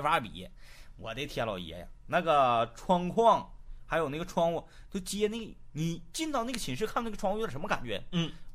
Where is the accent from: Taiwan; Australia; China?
China; Northeast China; 一名地地道道的土生土长的东北汉子